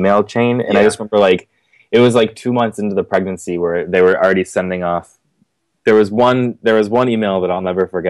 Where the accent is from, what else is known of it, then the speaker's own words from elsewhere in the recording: Glen Ellyn, Illinois, United States; I grew up in Glen Ellyn, Illinois.